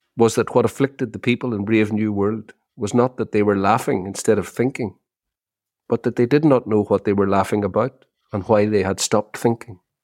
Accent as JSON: {"language": "English", "country": "Ireland", "said": "We've had a massive resurgence here in Ireland in the Irish language"}